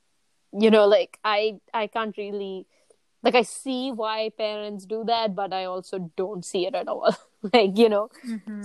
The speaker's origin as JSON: {"language": "English", "country": "Nigeria", "tie": "born or raised there", "moved": "yes", "said": "growing up in Nigeria"}